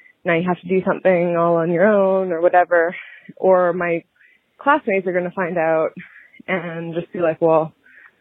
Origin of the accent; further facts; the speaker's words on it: Canada; also born or lived in Vancouver; I'm from Canada